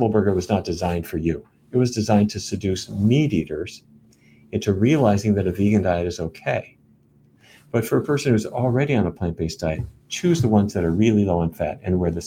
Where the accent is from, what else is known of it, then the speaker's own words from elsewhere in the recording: Fargo, North Dakota, United States; When I was a kid, growing up in Fargo